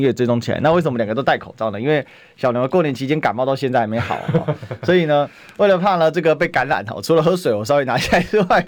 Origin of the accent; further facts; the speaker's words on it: Taiwan; 之前我们台湾人很多人到当地去哦。